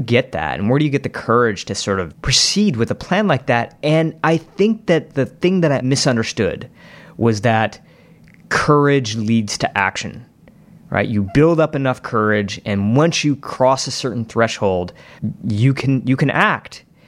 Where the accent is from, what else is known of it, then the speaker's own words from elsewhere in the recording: Novi, Michigan, United States; my hometown in Novi, Michigan